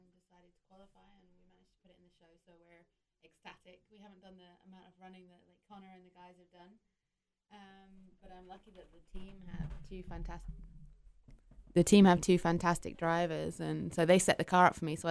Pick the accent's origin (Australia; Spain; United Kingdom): United Kingdom; England; moved away as an adult; now in Indianapolis, United States; I'm British originally, but I have actually been in Indy on and off since 2004, 2005